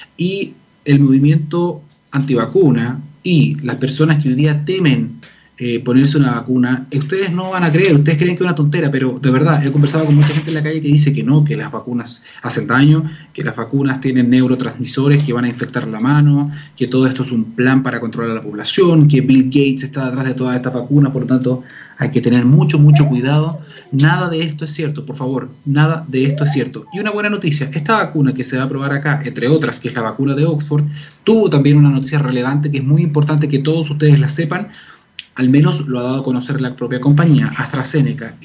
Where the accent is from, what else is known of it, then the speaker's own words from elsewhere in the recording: Chile; somos todos chilenos